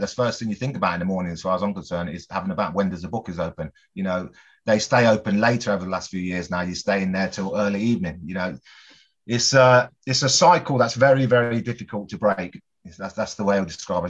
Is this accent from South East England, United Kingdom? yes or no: no; Coventry, West Midlands, United Kingdom; also born or lived in Bristol; family and friends back home in my hometown of Coventry